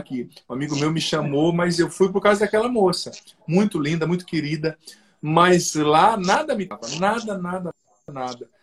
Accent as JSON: {"language": "Portuguese", "region": "southern Paraná", "country": "Brazil", "tie": "born or raised there", "moved": "as an adult", "said": "Eu sou do sul do Paraná, ali que é divisa com o Paraguai, Bolívia"}